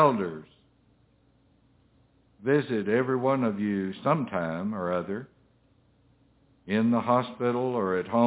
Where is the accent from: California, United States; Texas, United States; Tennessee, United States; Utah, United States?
Tennessee, United States; Middle; I'm from Tennessee, Middle Tennessee